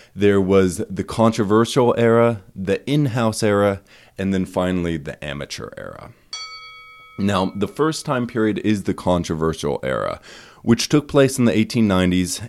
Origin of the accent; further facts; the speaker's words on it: East Idaho, United States; now in Boise, United States; I, um, grew up in East Idaho